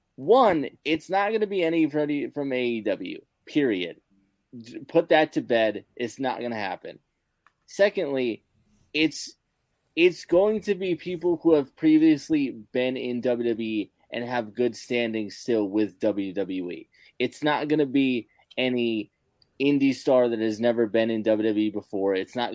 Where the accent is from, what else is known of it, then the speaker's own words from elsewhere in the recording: Ireland; Yeah. Because I'm Irish, isn't it?